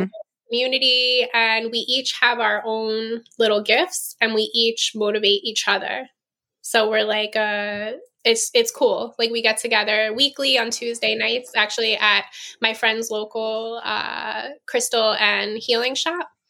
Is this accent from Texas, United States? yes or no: no; New York, United States; moved away; I'm from New York.